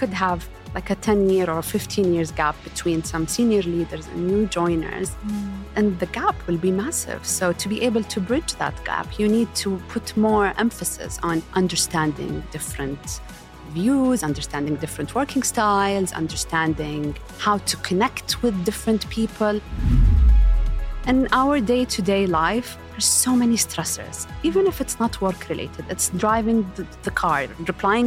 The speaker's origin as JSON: {"language": "English", "town": "Riyadh", "region": "Riyadh Province", "country": "Saudi Arabia", "tie": "born or raised there", "said": "I was born and raised in Saudi, in Riyadh specifically"}